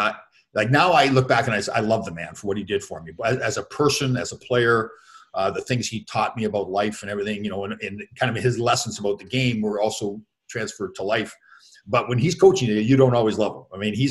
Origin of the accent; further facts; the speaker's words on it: Toronto, Ontario, Canada; Next game was in Toronto the next night, and that was my hometown. So my parents were in the building and everything.